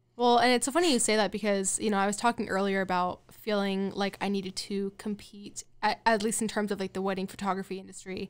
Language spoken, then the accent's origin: English; Colorado, United States; moved away as an adult; also born or lived in California / Seattle; now in Nashville, United States; I'm from Colorado, but I did not want to live in my hometown